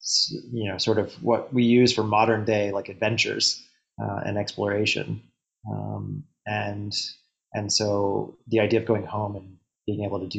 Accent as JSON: {"language": "English", "region": "North Carolina", "country": "United States", "moved": "yes", "lives_now": "Austin, United States", "said": "I'm a filmmaker from North Carolina originally. I live now in Austin, Texas, and I've been making films here in Austin for about 5 years"}